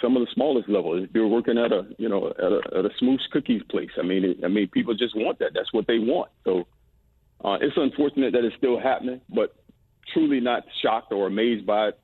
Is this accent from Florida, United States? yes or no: yes; Florida, United States; You know, I grew up in South Florida, which is a melting pot. You know, when I left South Florida, I went to L.A., which was another melting pot.